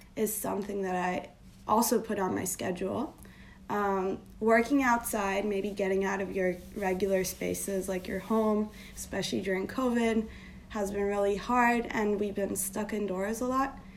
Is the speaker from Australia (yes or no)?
no; Turkey; moved away as an adult; now in New York, United States; I am born and raised in Turkey, uh, but I've been living in New York for the last eight years of my life.